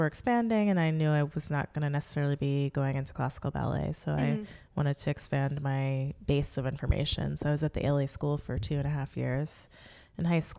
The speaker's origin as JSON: {"language": "English", "town": "New York City", "region": "New York", "country": "United States", "tie": "born or raised there", "said": "I grew up in Manhattan, and I went to independent grade school and high school in New York."}